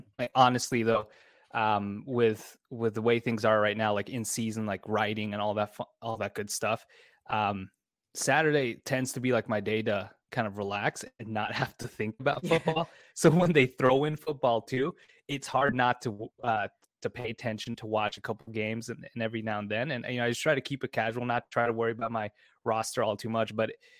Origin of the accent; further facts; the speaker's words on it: Austria; So I grew up in Austria. That's where I was, where I've lived most of my life. My parents moved there a long time ago, and I was essentially there for most of my life.